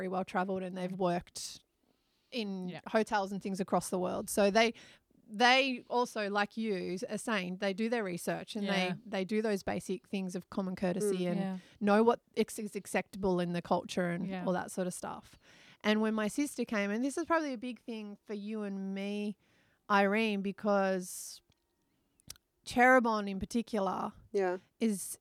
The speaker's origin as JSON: {"language": "English", "country": "Australia", "also_born_or_lived": "United Kingdom", "moved": "yes", "lives_now": "Indonesia", "said": "as an Australian"}